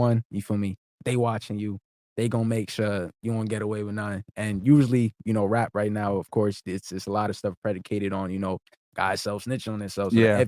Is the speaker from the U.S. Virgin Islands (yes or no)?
no; Nigeria; The African kid, I'm Nigerian.